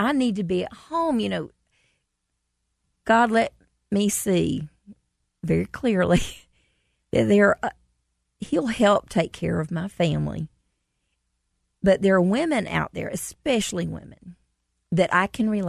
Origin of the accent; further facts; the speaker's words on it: Commerce, United States; We did a show in Commerce, mm-hmm. my hometown